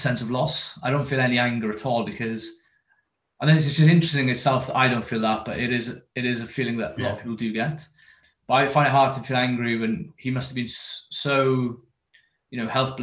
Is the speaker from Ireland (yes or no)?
no; near Carmarthenshire, West Wales, United Kingdom; I'm from West Wales, near Carmarthenshire. So it's called the Almond Valley. And what would have been a traditionally kind of mining community. And, you know, that is where all, you know, young men would have gone for work. And then, you know, when I was growing up, that was never really an option